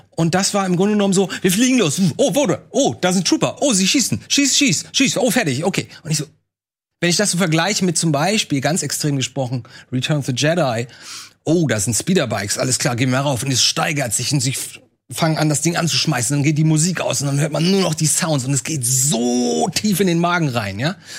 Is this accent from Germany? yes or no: yes; Lübeck, Schleswig-Holstein, Germany; Bei uns, bei uns in Lübeck